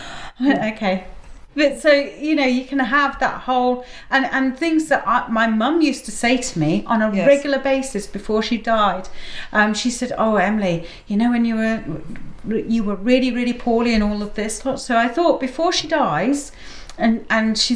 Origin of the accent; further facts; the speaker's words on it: India; moved away; I grew up in India